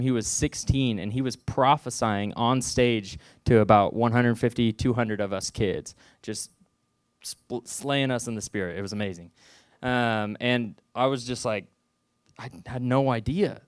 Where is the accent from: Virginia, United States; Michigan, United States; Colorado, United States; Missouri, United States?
Missouri, United States; Southwest; I'm originally from Southwest Missouri, little town called Knoll, forty-five minutes from here.